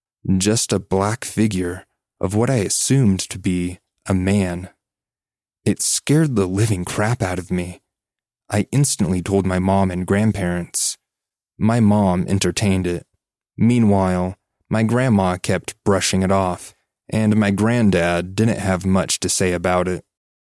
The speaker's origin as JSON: {"language": "English", "region": "Virginia", "country": "United States", "tie": "born or raised there", "said": "I grew up in Virginia. We used to live with our mom and grandparents to make everyone's life easier."}